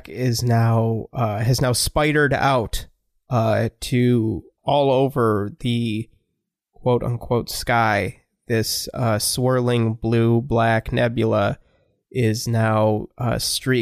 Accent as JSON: {"language": "English", "region": "Michigan", "country": "United States", "said": "I'm from Michigan"}